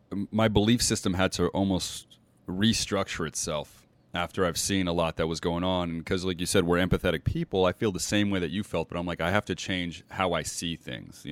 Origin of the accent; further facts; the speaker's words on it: United States; now in Las Vegas, United States; I grew up in the States here. I'm in Las Vegas.